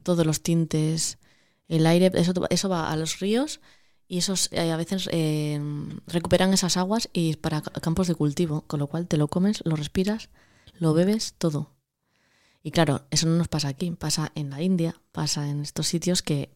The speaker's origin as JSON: {"language": "Spanish", "town": "Cabrales", "region": "Asturias", "country": "Spain", "also_born_or_lived": "Madrid", "moved": "as an adult", "said": "soy de Cabrales"}